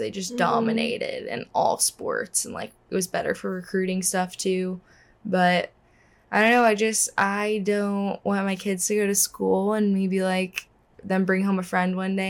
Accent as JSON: {"language": "English", "region": "Tennessee", "country": "United States", "tie": "born or raised there", "also_born_or_lived": "Alabama"}